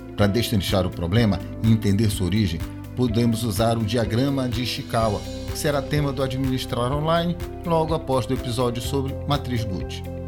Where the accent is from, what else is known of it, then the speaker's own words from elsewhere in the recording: Pará, Brazil; sou paraense